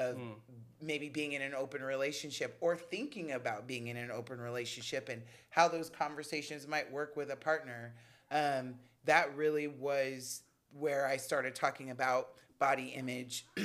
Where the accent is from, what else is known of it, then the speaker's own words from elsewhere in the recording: Los Angeles, California, United States; I am born and raised here in Los Angeles, mm-hmm. In LA proper and in Compton